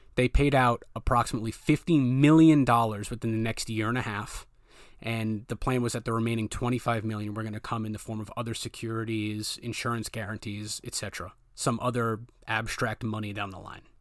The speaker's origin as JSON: {"language": "English", "region": "Rhode Island", "country": "United States", "tie": "born or raised there", "said": "I was born and raised in Rhode Island"}